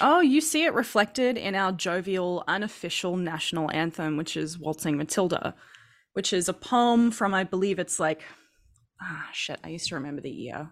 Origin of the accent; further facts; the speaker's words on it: Queensland, Australia; I grew up in Queensland